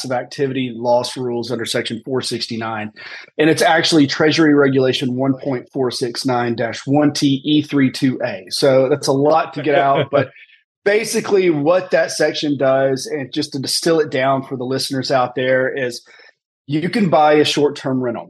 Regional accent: Tennessee, United States; also born or lived in Birmingham, Alabama / Washington, D.C.; I grew up here in Tennessee

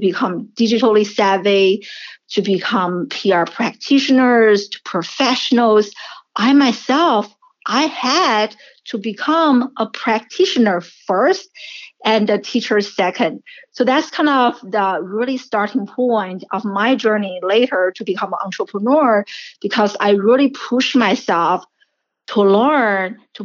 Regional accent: China; English is a second language; moved away as an adult; also born or lived in Syracuse, United States; now in United States; I'm a first generation immigrant, and I grew up in China, and I came to the United States in my early 20s

